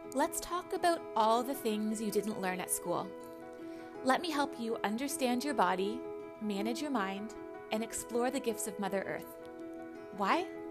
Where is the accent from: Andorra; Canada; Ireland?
Canada; I'm from Canada. I grew up in Canada